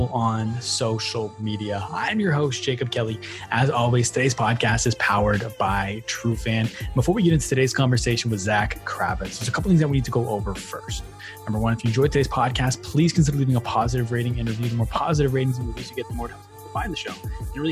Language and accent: English; Ottawa, Ontario, Canada; also born or lived in Portage la Prairie, Manitoba, Canada; So I'm based in Ottawa, Ontario, Canada right now. Okay. And so I lived there